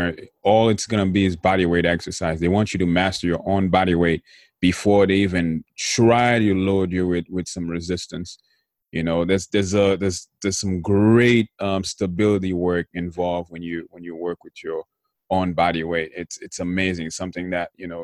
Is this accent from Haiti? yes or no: yes; Haiti; growing up in Haiti